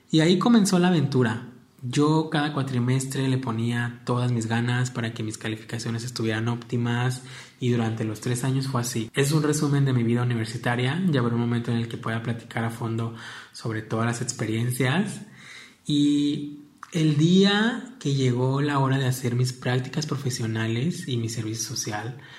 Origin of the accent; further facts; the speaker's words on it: Apatzingán, Michoacán, Mexico; now in Jalisco, Mexico; Soy originario de Apaxingán, la ciudad de Apaxingán en el estado de Michoacán.